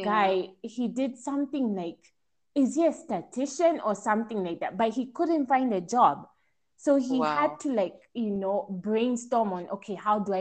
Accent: Kenya; moved away as an adult; also born or lived in Italy; I was making the decision to come back home

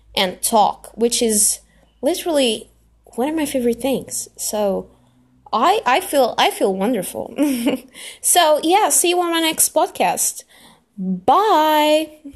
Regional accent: Lisbon, Portugal; I am Portuguese. Yeah, I'm from Lisbon, which is the capital

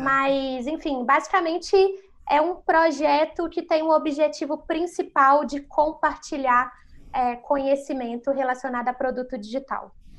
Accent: Belo Horizonte, Minas Gerais, Brazil; moved away as an adult; now in São Paulo, Brazil; Eu sou natural de Belo Horizonte

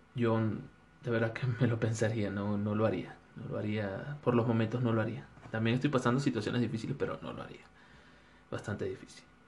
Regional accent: Venezuela; moved away as an adult; now in Ecuador; soy un venezolano de Ecuador

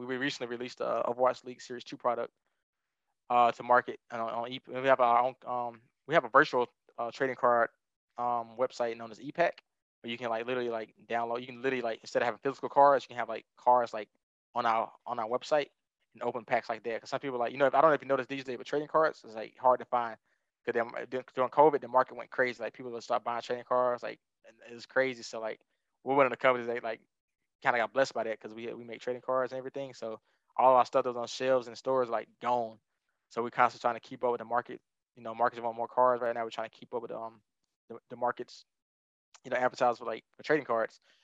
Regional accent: Alabama, United States; moved away; I'm from Alabama and South

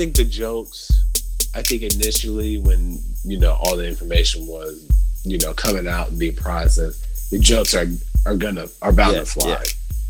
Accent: United States; moved away as an adult; now in United Kingdom; I am an American that lives in the UK, but it's temporary.

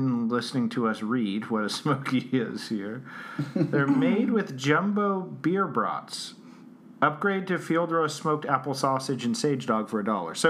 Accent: Albuquerque, New Mexico, United States; I'm from Albuquerque, I think.

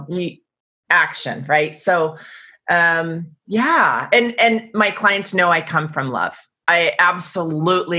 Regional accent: Seattle, Washington, United States; Born and raised in Seattle, Washington.

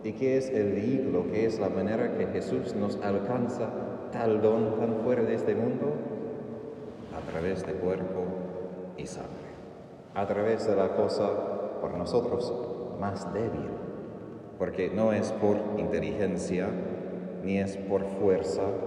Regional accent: Texas, United States; Soy de Texas, mis vecinos al lado izquierdo eran muchas vacas y toros

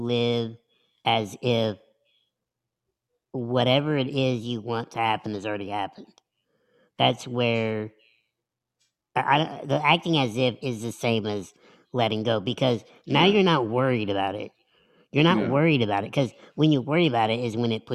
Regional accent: the Midwest / Indiana, United States; moved away as an adult; also born or lived in Philadelphia; I'm from the Midwest

